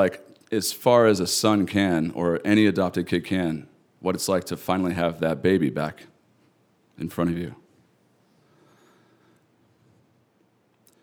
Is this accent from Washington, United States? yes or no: yes; Eastern Washington, United States; I'm from Eastern Washington, I identify with it really strongly